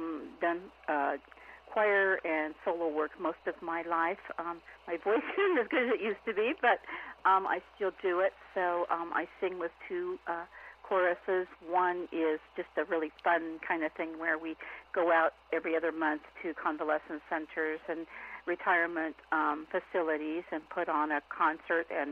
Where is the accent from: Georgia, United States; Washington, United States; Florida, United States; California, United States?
Washington, United States; Spokane; now in Olympia, United States; Yes, I've always lived in Washington. I grew up in Spokane, which is in eastern Washington.